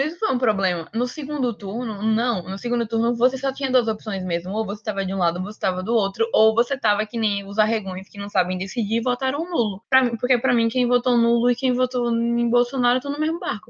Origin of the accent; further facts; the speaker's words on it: Brazil; estudantes, enquanto brasileiros